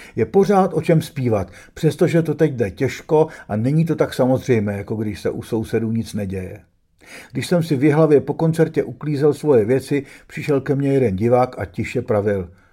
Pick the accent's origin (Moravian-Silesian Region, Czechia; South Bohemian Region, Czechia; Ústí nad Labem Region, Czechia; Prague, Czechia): Prague, Czechia; Když mi bylo 16, byl jsem dost starý na to, abych chápal, co ruský tank před naším domem znamená, ale ne natolik starý, aby mi matka dovolila jít na Václavák